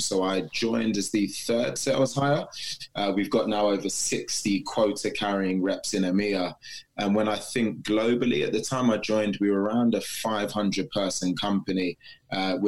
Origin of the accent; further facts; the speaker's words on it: United Kingdom; Born and bred in the UK